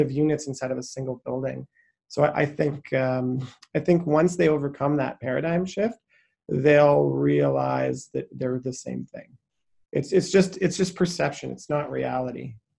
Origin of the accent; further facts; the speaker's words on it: Saskatchewan, Canada; I grew up in Saskatchewan